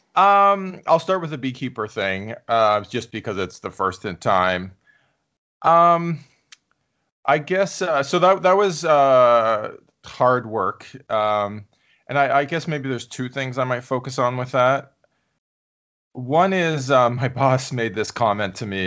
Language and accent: English; Canada; moved away; I'm Canadian, so I went to a Canadian university